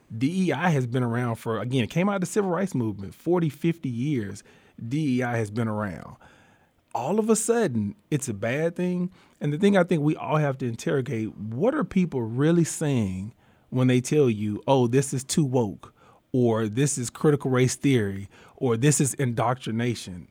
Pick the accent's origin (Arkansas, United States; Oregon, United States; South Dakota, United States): Arkansas, United States; Warren; I'm from Southeast Arkansas, a little small rural town, Warren, Arkansas is my hometown. Um, I grew up there